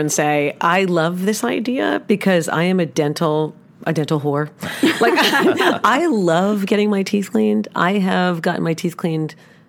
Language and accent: English; New York City, New York, United States; now in Dallas, United States; I'm from the Upper East Side, which is basically the suburbs of Manhattan.